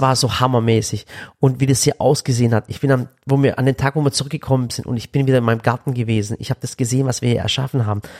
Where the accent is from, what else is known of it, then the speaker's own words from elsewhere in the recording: Waghäusel, Baden-Württemberg, Germany; wir kommen aus Waghäusel, Waghäusel ist nicht groß